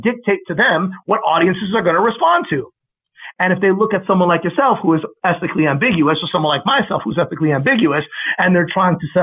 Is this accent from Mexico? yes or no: yes; Mexico City, Mexico; moved away; I was raised in Mexico City 5 years. And speaking Spanish was essentially one of my native tongues